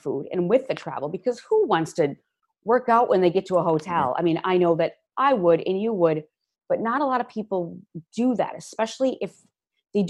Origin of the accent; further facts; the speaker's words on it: Midwest, United States; moved away; I'm originally from the Midwest